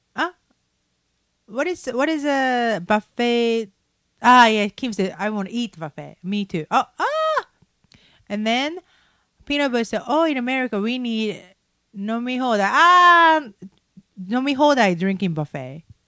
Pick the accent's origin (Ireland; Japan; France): Japan